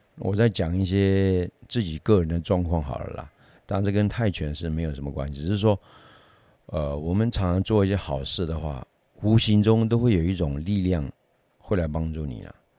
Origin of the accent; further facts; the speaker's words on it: Taiwan; 我们台湾人也是一样啊